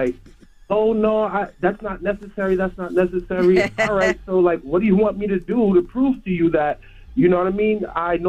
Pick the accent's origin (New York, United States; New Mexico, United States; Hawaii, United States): New York, United States; New York City; I'm from New York City again. My mom was a single mother growing right. up.